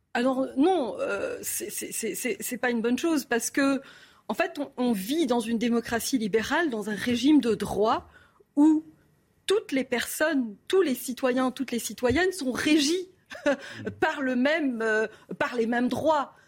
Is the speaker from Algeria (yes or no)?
yes; Algeria; moved away; also born or lived in Kharkiv, Ukraine / Cyprus / France / Quebec, Canada; je me suis établie en Algérie et j'ai grandi là, en Algérie, jusqu'en 1994